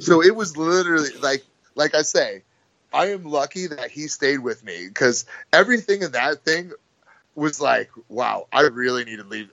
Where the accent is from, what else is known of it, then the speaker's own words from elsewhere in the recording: United States; I'm American